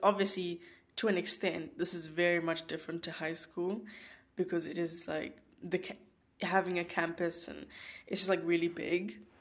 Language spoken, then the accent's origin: English; George, Western Cape, South Africa; moved away as an adult; now in North Carolina, United States; South Africa, that's where I was born, born and raised. That's my place. That's my home. Um, I'm from George.